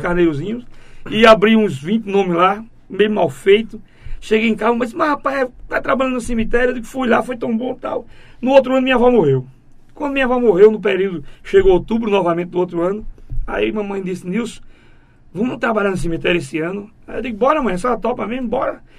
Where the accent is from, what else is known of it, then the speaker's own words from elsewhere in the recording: Itambé, Pernambuco, Brazil; also born or lived in Goiana / Pedra de Fogo, Paraíba; eu nasci em Goiânia, fui registrado em Pedra de Fogo, na rua 1 de Janeiro